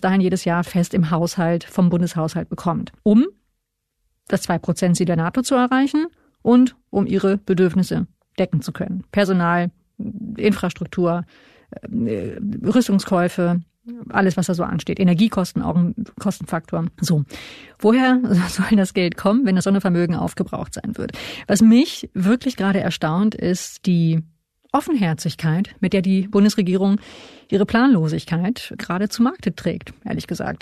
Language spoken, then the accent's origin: German; Hanover, Lower Saxony, Germany; als äh, gebürtige Hannoveranerin